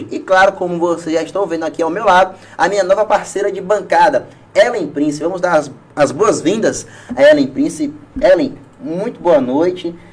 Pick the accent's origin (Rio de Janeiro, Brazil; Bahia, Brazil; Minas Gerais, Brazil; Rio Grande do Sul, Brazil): Bahia, Brazil; Ilhéus; born there; eu nasci em Ilhéus.